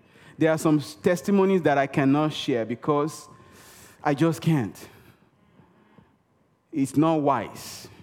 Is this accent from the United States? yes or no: no; Nigeria; first language Yoruba; English is a second language; moved away; I speak Yoruba. I'm from Nigeria, western part of Africa. I speak Yoruba.